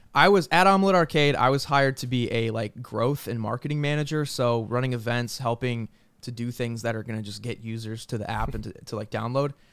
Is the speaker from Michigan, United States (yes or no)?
no; New York, United States; moved away as an adult; also born or lived in San Jose; I'm from New York